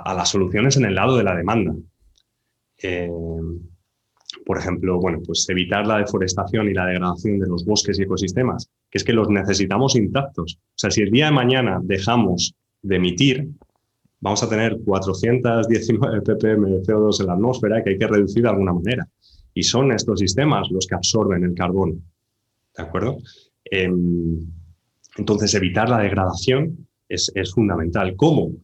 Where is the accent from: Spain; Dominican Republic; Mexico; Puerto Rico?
Spain; born or raised there